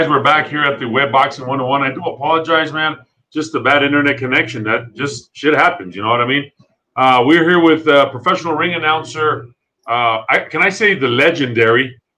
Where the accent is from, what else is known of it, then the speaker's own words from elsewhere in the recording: Texas, United States; we're all from the Lone Star State of Texas